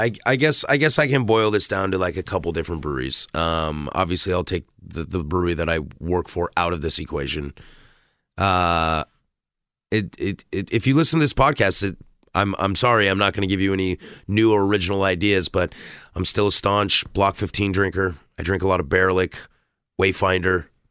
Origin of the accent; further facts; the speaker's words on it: Vancouver, Washington, United States; moved away as an adult; now in Portland, United States; I'm born and raised in this, in this area, uh, living in Portland for as long as I ha-, or growing up in Vancouver, and now I've been in Portland for five, six years now